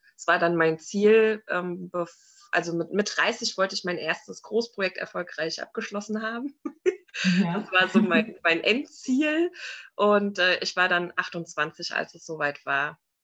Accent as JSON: {"language": "German", "town": "Frankfurt am Main", "region": "Hesse", "country": "Germany", "tie": "born or raised there", "moved": "as an adult", "lives_now": "Limeshain, Germany", "said": "Also ich bin geboren und aufgewachsen in Frankfurt am Main"}